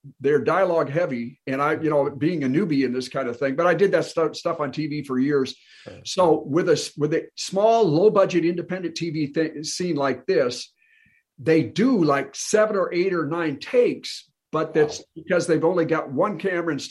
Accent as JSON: {"language": "English", "region": "Minnesota", "country": "United States", "tie": "born or raised there", "moved": "yes", "said": "I played baseball in high school, but I grew up in Minnesota"}